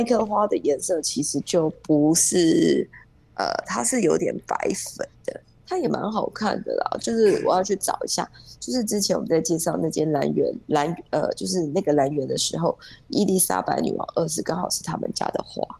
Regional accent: Taiwan; 对我们台湾人而言

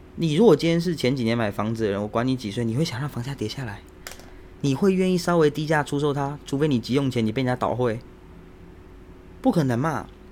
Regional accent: Xindian, New Taipei, Taiwan; 我老家住在新店

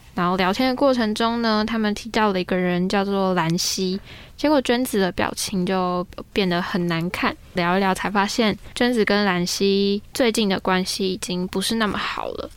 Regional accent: Tainan, Taiwan; moved away; 我上个礼拜回台南，因为我是台南人

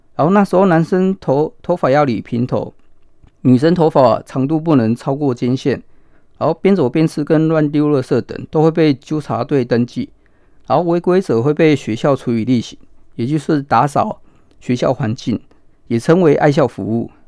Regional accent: Hualien, Hualien County, Taiwan; 我是土生土长的花莲人

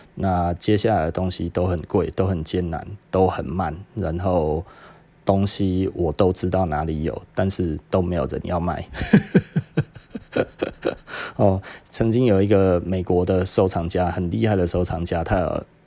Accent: Taiwan; 我们台湾人

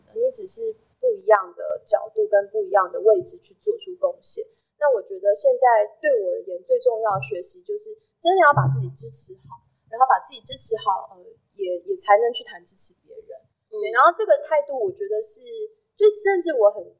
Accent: Taiwan; 可是身为台湾人，就是做台湾公民，

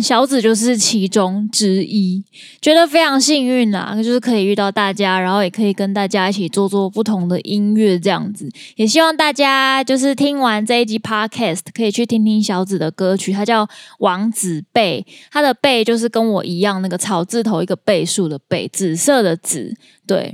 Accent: Kaohsiung, Taiwan; 我的家乡

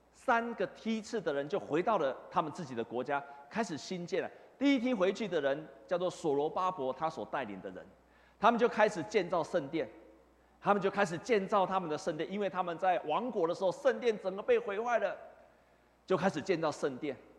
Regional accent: Taipei, Taiwan; 我小时候就住在这附近，我住在长安东路的前面一点

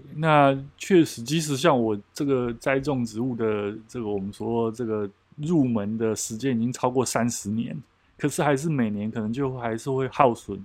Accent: Taiwan; 我们过去台湾很喜欢用韩籍来比喻我们台湾人的这个刻苦的精神

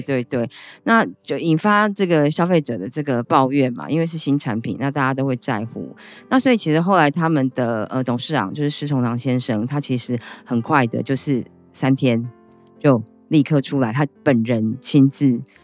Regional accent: Taiwan; 以我们台湾人来讲

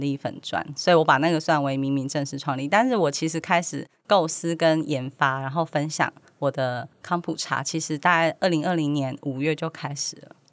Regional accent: central Taiwan, Taiwan; moved away as an adult; also born or lived in Kaohsiung; now in Taipei, Taiwan; 小时候在中部长大，然后后来大学去了高雄，然后家人也在高雄，然后现在来台北时间已经超过所有地方 居住的时间

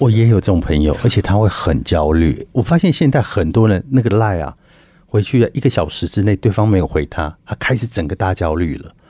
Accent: Taiwan; 我们台湾人在爱的学习上面呢，其实是比较少的

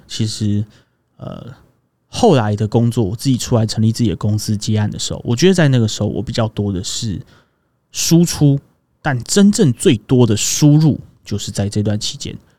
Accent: Zhonghe, New Taipei, Taiwan; also born or lived in Xizhi, New Taipei / Huwei, Yunlin; 我读了幼稚园的时候，就搬到了 地址是中和啊， 但其实生活圈是永和

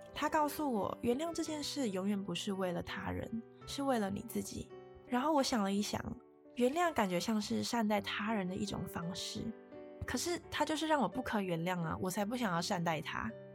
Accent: Taiwan; 我们身在台湾非常地幸运

